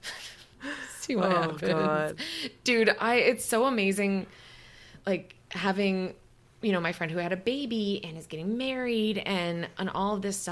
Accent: Wisconsin, United States; I'm from Wisconsin.

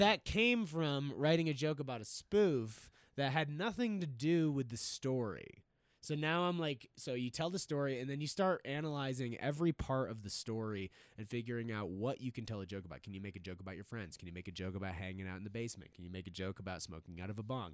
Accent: East Coast, United States; now in Denver, United States; I grew up on the East Coast

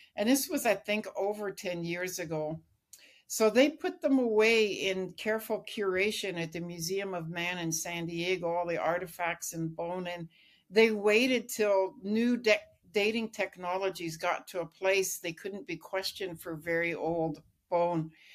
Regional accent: Lillooet, British Columbia, Canada; I grew up in British Columbia in Lillooet

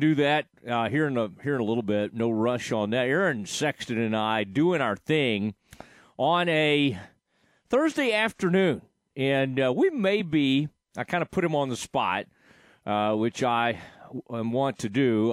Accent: Kaufman County, Texas, United States; growing up in Kaufman County

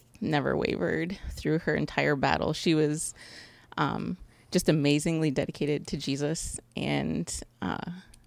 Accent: Galion, Ohio, United States; I was born in Galleon, raised in Galleon.

